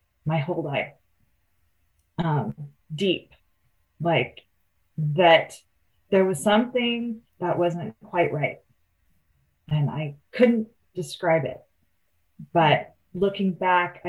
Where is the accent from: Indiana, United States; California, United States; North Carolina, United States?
California, United States; Oakland; I grew up in the Oakland Hills, I had a view from my bedroom window of the entire Bay Area.